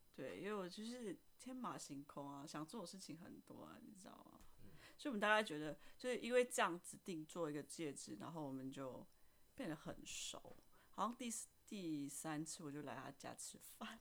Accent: Indonesia; moved away as an adult; now in Taiwan; 我来自印尼，然后我在台湾工作了五年了

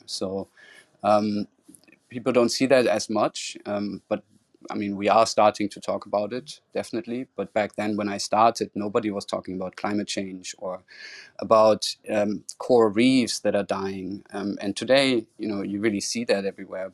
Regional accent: Cologne, North Rhine-Westphalia, Germany; moved away as an adult; also born or lived in Florida, United States / Amsterdam, Netherlands; my hometown Cologne

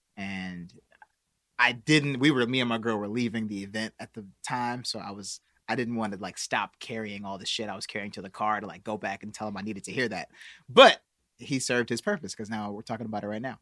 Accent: Milwaukee, Wisconsin, United States; now in Los Angeles, United States; I got, like, aunts, cousins waiting for me to go back to Milwaukee

